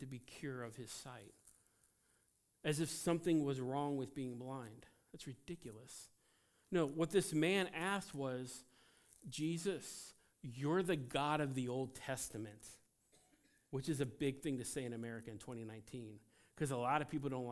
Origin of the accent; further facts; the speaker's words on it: United States; as an American